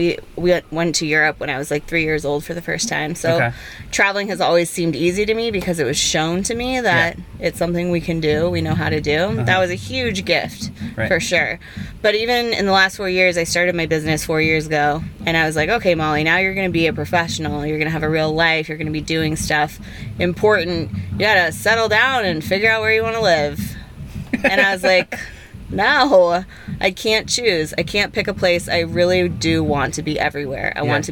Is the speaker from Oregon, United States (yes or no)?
yes; outside of Portland, Oregon, United States; moved away; I grew up in Oregon.